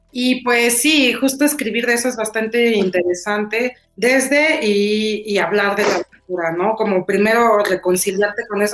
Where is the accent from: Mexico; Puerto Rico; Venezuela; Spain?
Mexico; Chilanga, Mexico City; chilanga también. Yo sí feliz chilanga